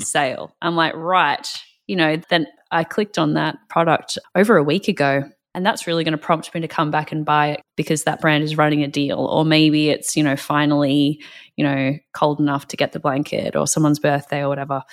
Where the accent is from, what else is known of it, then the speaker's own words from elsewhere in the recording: Australia; now in North America; I'm from Australia